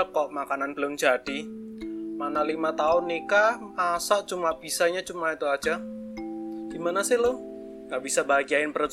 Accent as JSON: {"language": "Indonesian", "town": "Masaran", "region": "Central Java", "country": "Indonesia", "said": "Saya dari GKI Masaran. Asal saya juga dari Masaran."}